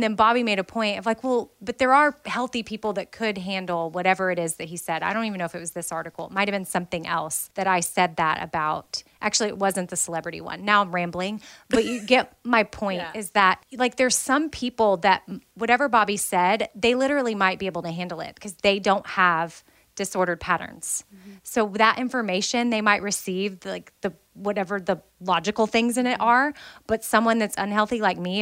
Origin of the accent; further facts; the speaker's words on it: United States; I'm American